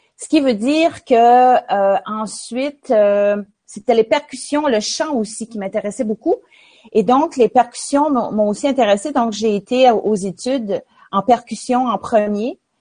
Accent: L'Ascension-de-Patapédia, Quebec, Canada; moved away as an adult; now in New Brunswick, Canada; mon village natal qui s'appelle l'Ascension de Patapédia

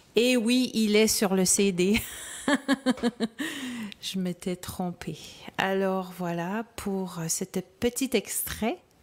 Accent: L'Ascension, Quebec, Canada; dans mon village natal qui s'appelle l'Ascension

